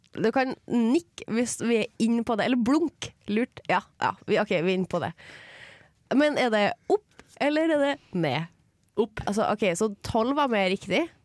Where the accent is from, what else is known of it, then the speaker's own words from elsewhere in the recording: Trondheim, Trøndelag, Norway; Sjøl om jeg er fra Trondheim kommune. Ja. Jeg er fra en plass som heter Byneset